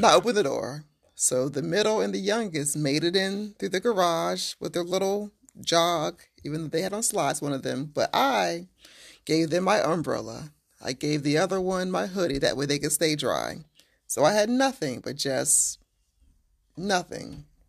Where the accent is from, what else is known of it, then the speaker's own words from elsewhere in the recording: Waldorf, Maryland, United States; I am from south of D C